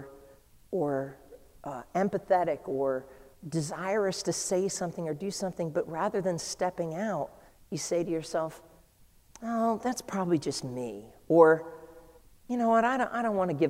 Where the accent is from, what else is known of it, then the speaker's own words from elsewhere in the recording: New England, United States; I'm from New England